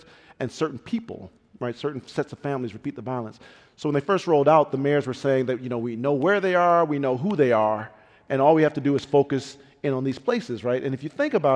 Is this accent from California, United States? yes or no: no; Pontiac, Michigan, United States; I grew up in Pontiac, Michigan, very rough town